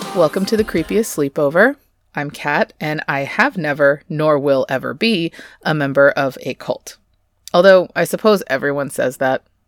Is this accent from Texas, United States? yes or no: yes; Texas, United States; I'm Texan, sort of raised in the Bible Belt here